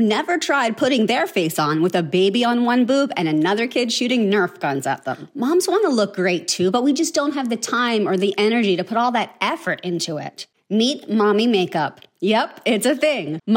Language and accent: English; Baltimore, Maryland, United States; I grew up in Baltimore, where everything's about seafood.